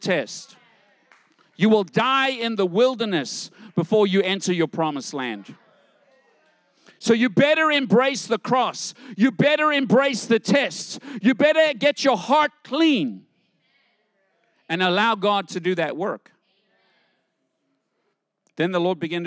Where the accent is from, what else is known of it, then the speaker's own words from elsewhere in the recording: South Africa; I grew up in South Africa